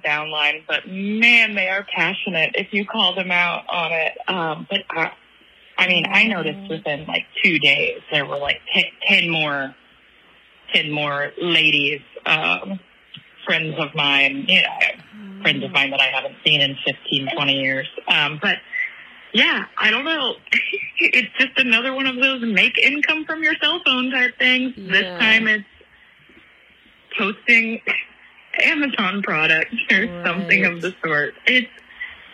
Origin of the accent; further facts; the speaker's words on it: Kansas City, United States; now in St. John, U.S. Virgin Islands; I grew up in Kansas City